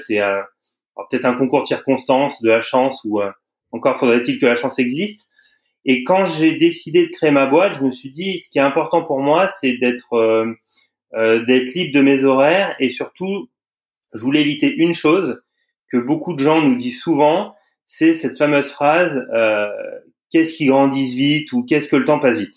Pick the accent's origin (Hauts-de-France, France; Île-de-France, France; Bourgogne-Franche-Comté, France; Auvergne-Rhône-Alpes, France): Auvergne-Rhône-Alpes, France; moved away; je suis originaire de d'Auvergne